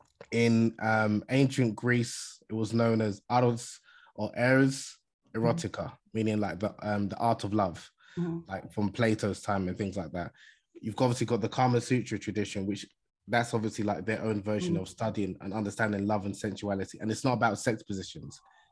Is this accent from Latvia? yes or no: no; Nigeria; I'm originally from Nigeria, as I mentioned in the beginning, mm-hmm. In West Africa.